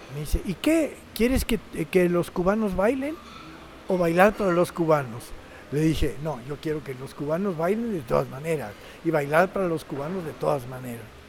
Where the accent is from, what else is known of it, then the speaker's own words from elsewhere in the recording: Mexico; also born or lived in Mexico City / Havana, Cuba; como somos los mexicanos, olvidadizos